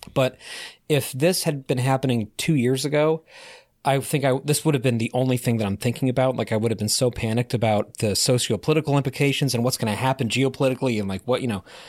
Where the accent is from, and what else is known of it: Connecticut, United States; born or raised there